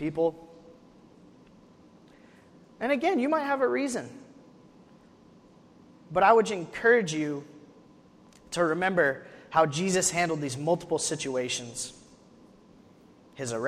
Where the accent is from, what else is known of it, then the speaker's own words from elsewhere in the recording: Wyoming, United States; now in Tennessee, United States; I'm from Wyoming, which is not in the south.